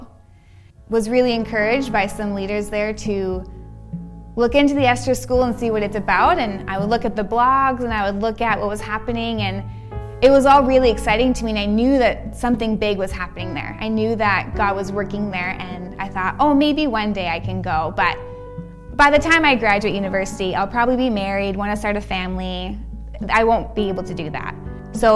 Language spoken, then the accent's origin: English; Abbotsford, British Columbia, Canada; I was born and raised here in Abbotsford